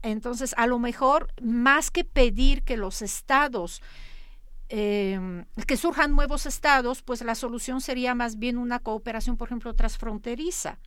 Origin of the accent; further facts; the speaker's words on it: Poland; moved away; yo soy polaca